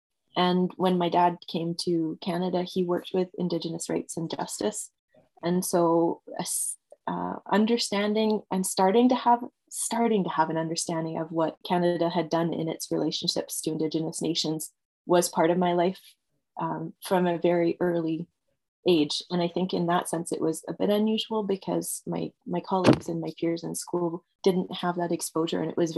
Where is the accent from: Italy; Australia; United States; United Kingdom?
United Kingdom; England; moved away; My husband and I are both immigrants. We're both from away. He's from Holland and I'm from England, although you wouldn't be able to tell the accent.